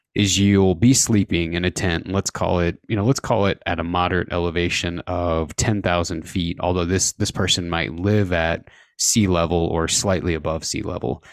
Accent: Indiana, United States; now in Idaho, United States; I grew up in Indiana

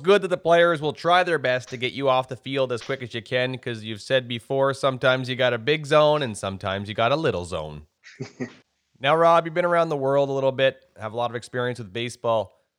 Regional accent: Miramichi, New Brunswick, Canada; I grew up in Miramichi, New Brunswick

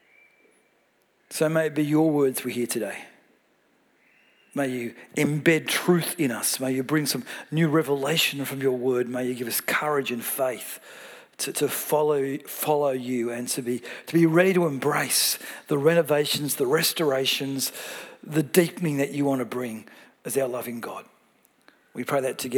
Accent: Melbourne, Victoria, Australia; I come from Melbourne

